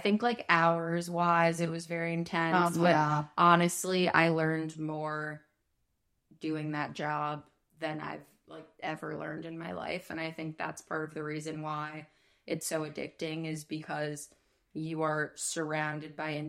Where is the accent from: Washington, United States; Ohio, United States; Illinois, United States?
Illinois, United States; Chicago; accent: Chicago; learned how to get rid of my Chicago accent and conduct myself on camera.